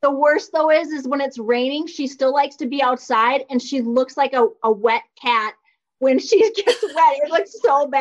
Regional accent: Minnesota, United States; growing up in Minnesota, learning to drive in Minnesota

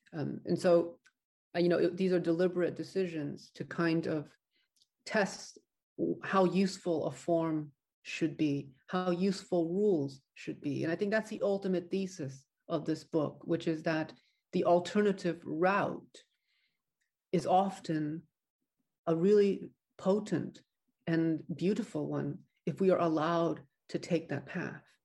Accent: United States; an American novelist

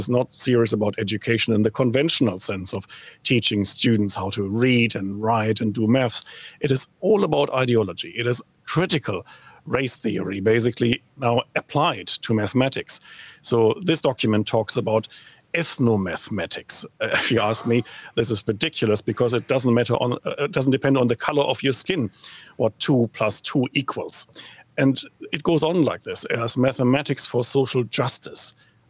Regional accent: New Zealand; Not the kind of video you would like as a New Zealander to go viral worldwide, but certainly a source of consternation and perhaps even a bit of entertainment here.

